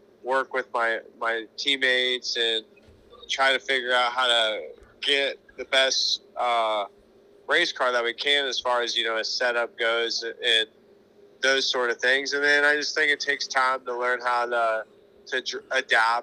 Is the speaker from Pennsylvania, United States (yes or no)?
yes; Pennsylvania, United States; I'm from Pennsylvania